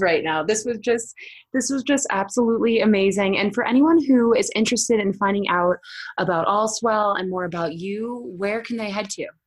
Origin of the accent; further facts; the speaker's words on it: Boston, Massachusetts, United States; now in Colorado, United States; I'm from Boston, but I'm now in Colorado